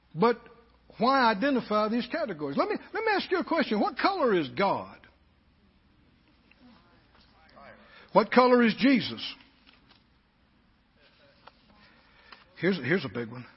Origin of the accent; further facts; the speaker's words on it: the South, United States; we were in the bigger group of Southerners.